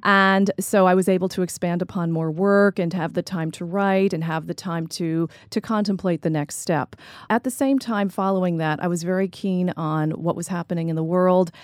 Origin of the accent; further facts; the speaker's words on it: United States; also born or lived in New Jersey; I grew up in New York and New Jersey